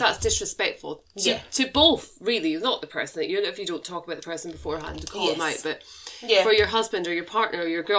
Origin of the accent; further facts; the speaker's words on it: United Kingdom; as a British nation